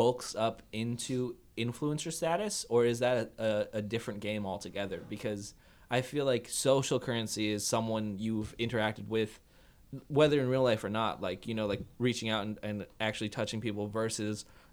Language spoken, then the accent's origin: English; Kailua, Hawaii, United States; I grew up in Kailua